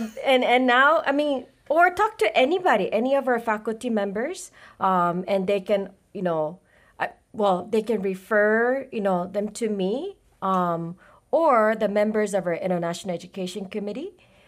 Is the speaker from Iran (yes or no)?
no; Japan; moved away; I was born and raised in Japan.